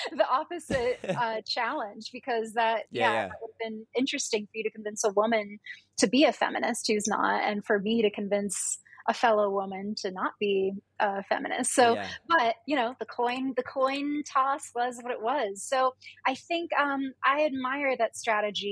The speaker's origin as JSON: {"language": "English", "country": "United States", "said": "We're both American women"}